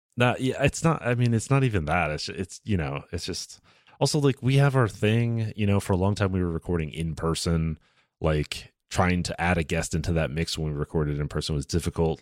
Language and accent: English; the South, United States; moved away; I grew up in the South